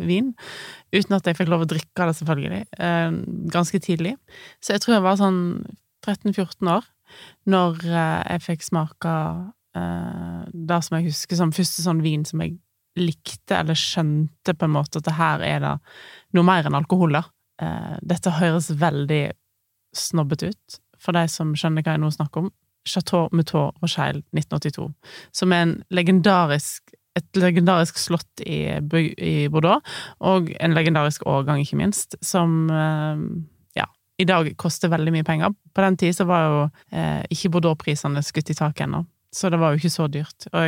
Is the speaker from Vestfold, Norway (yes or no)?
no; Voss, Vestland, Norway; jeg kommer fra bygda. Jeg kommer ikke fra Oslo, sånn som du gjør.